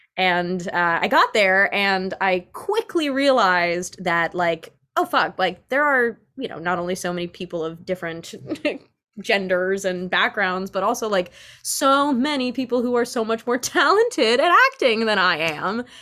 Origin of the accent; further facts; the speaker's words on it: New York City, New York, United States; I grew up as, like, a very uh, cultured child of New York City